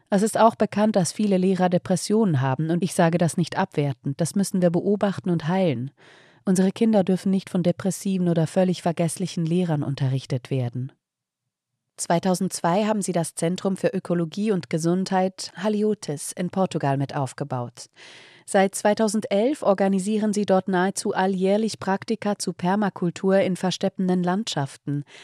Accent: Frankfurt, Hesse, Germany; also born or lived in Taunus; Ich bin in Frankfurt geboren und fünf Jahre in einem Garten aufgewachsen. Damals kam er mir vor wie die halbe Welt, dabei war er gerade einmal 50 mal 20 Meter groß. Später bin ich in den Taunus umgezogen

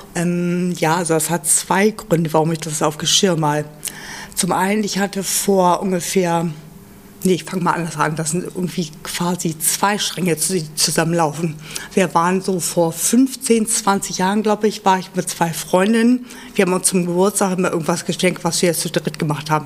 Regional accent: Göttingen, Lower Saxony, Germany; moved away as an adult; now in Hamburg, Germany; ich bin, ähm, aus Göttingen, hab Abi gemacht und bin mit zwanzig hier nach Hamburg gezogen fürs Studium

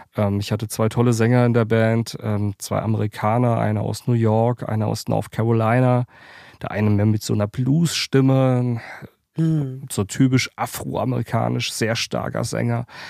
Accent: Worms, Rhineland-Palatinate, Germany; also born or lived in Mannheim; Ich bin ja aus der Pfalz aus der Kurpfalz, ähm, Mannheim, Worms sind so meine Heimatstädte.

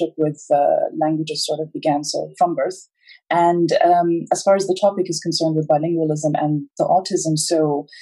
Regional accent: Abu Dhabi, United Arab Emirates; also born or lived in Edinburgh, United Kingdom; I actually was born and raised in Abu Dhabi. My family is originally from Egypt.

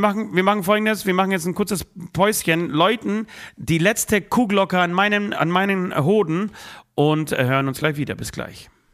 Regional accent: Poland; now in Germany; ich fahre am Freitag gleichzeitig nach Polen, besuche meine Oma wieder, besuche mein, ähm, meine Heimat wieder

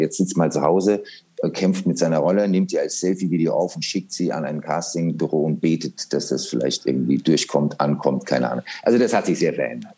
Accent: Germany; also born or lived in Pittsburgh, Pennsylvania, United States; bin dann natürlich nach Deutschland, habe dann schreckliches Schulenglisch gelernt

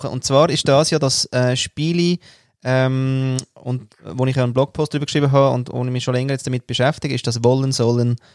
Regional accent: Austria; da komme ich ja nicht mal als Österreicher weiter.

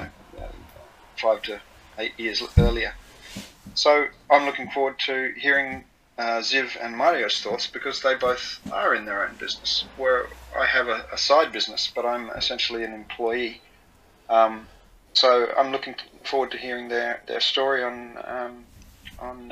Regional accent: Australia; moved away as an adult; now in Japan; I'm Australian. I've been living in Japan 18 years.

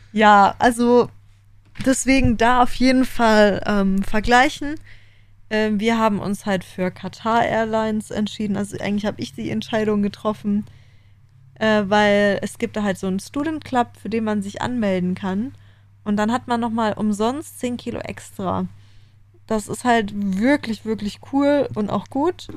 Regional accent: Germany; moved away as an adult; now in Australia; bei uns in Deutschland

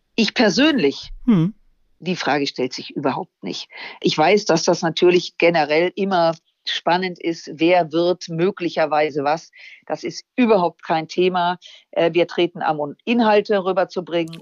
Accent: Germany; als Deutsche

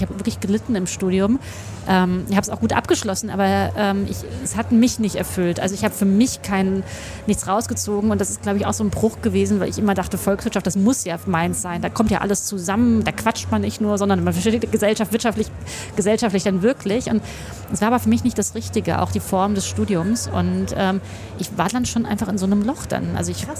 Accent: Hesse, Germany; moved away as an adult; now in Berlin, Germany; ich komme ja aus Westdeutschland

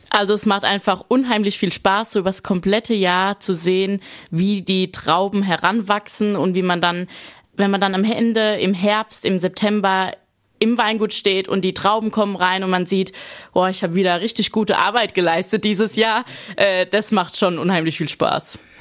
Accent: Rhineland-Palatinate, Germany; als ich klein war, ein paar Rebzeilen bei uns im Garten vom Opa und vom Uropa

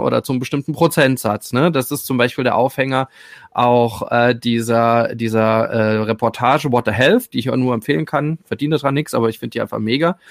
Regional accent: Rhineland-Palatinate, Germany; ich komme aus der Pfalz

